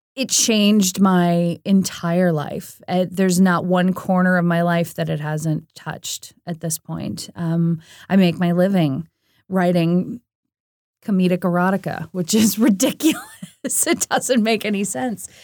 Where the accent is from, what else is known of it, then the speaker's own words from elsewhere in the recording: St. Louis, Missouri, United States; I grew up in Saint Louis, Missouri, which is kind of right smack dab in the middle of the Midwest